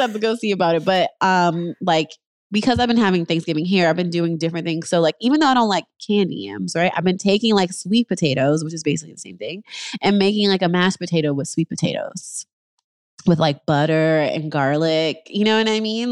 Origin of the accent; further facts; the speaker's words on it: New York, United States; moved away as an adult; now in Los Angeles, United States; I'm in L A, I'm originally from New York